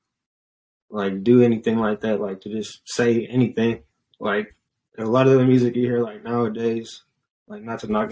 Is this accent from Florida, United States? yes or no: no; San Jose, California, United States; I'm an artist from the Bay Area, San Jose, to be specific